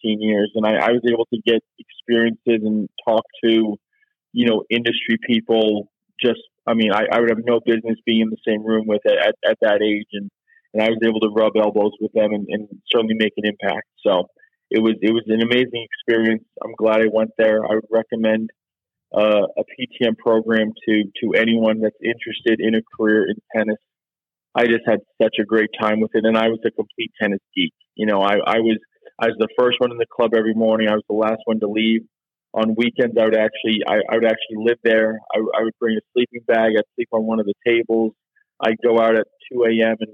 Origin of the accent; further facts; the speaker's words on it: Oldsmar, Florida, United States; moved away; also born or lived in Clearwater, Florida / Big Rapids, Michigan; I grew up in a little suburb of Tampa. I was born in Clearwater, but I grew up in Oldsmar